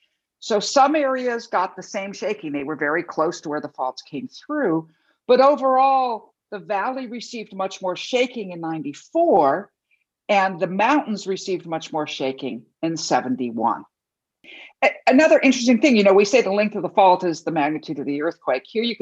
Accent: Los Angeles, California, United States; also born or lived in Taipei, Taiwan; I grew up in Los Angeles, but that year I had gone to spend the year with other family members in Taipei, Taiwan, and was in high school there.

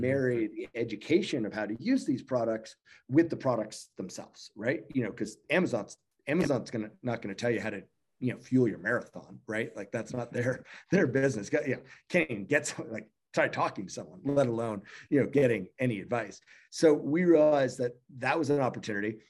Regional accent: Canada; I'm from Canada

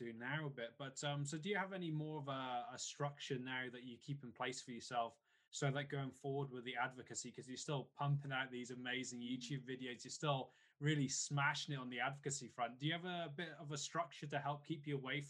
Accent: Wales, United Kingdom; I'm from Wales and I'm used to like, getting pretty cold, like British cold at least

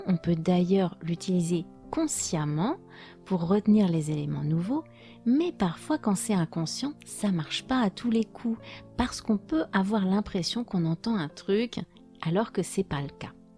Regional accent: France; first language French; je suis française

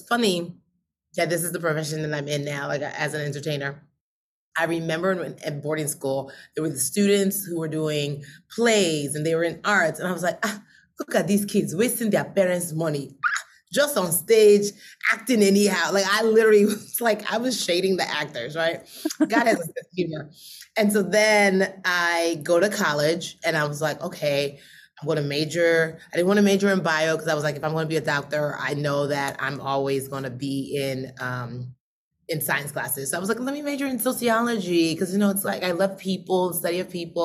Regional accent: United States; also born or lived in Nigeria; I was born in Nigeria. We came to America when I was six

